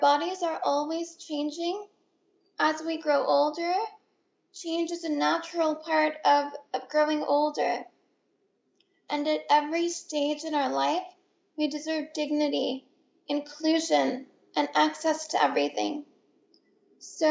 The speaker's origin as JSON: {"language": "English", "area": "San Francisco Bay Area", "region": "California", "country": "United States", "tie": "born or raised there", "also_born_or_lived": "Boston", "said": "I grew up in the San Francisco Bay Area, which happens to be the heart of the disability rights movement"}